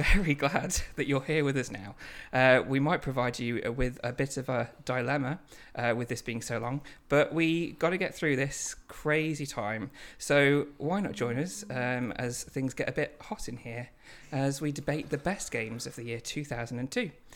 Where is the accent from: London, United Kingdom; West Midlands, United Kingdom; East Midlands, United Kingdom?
East Midlands, United Kingdom; Lincoln; we're both from Lincoln